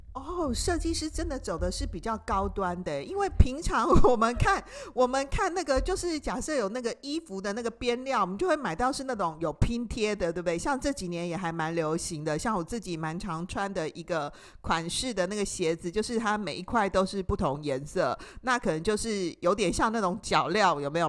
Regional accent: Taiwan; 我们台湾人啊。就是很容易受到这个电视广告的一个影响

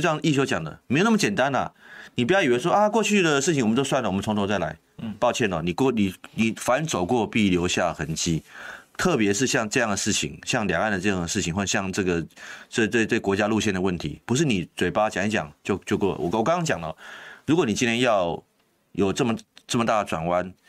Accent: Taiwan; 我们台湾人

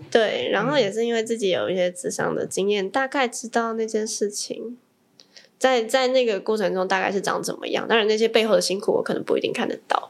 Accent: Taipei, Taiwan; also born or lived in Tainan; 我是，我是台北人

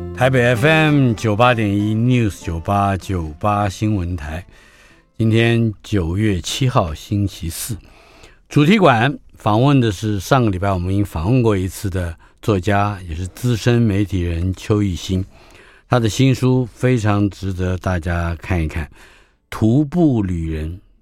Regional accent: northern Taiwan, Taiwan; 我是在北部成长的啊，在新北瑞芳双溪贡寮头城这一带

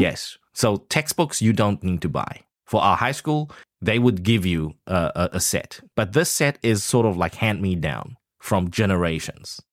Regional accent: Taichung, Taiwan; I come from a third world country. I mean, Taichung

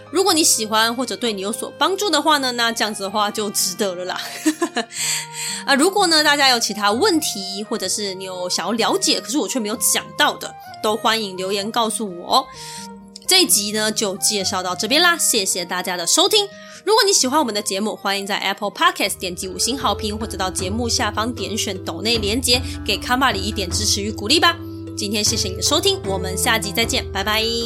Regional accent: Taiwan; 尤其对我们台湾人来说呢，他们的天气气候是很难以想象的

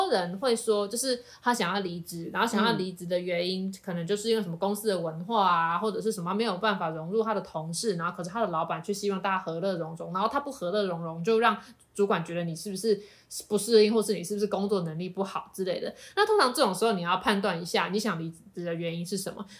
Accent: Taiwan; 对，我们就是台湾的创作者，再加上台制的蜡笔做一个 package

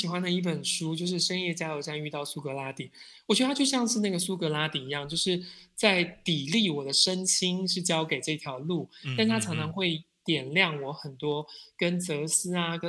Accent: Taiwan; 然后我就愣了一下，我想说：第一，你怎么知道我是台湾人？

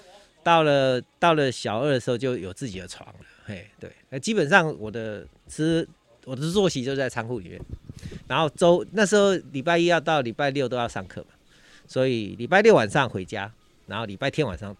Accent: Changhua City, Changhua County, Taiwan; 我是彰化人

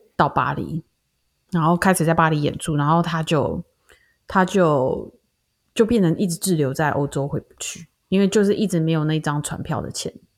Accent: Taiwan; 我们在台湾长大的思维就比较不像

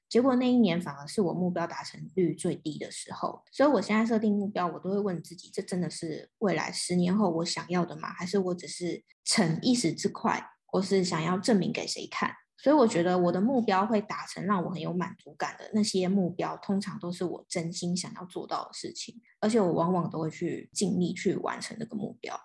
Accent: Taipei, Taiwan; 我是天龙人，土生土长天龙人，我从来没有离开过台北市

